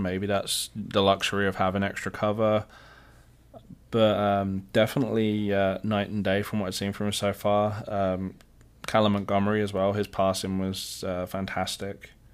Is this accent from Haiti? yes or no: no; England, United Kingdom; moved away; I am your resident Englishman